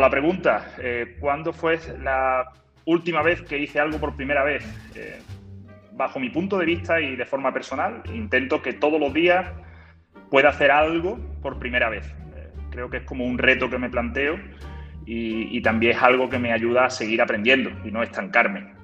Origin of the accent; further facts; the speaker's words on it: Málaga, Andalusia, Spain; soy de Málaga